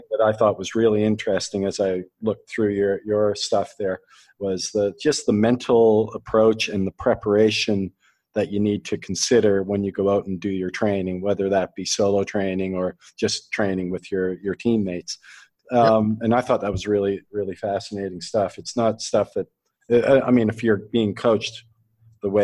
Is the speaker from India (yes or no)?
no; Canada; I'm Canadian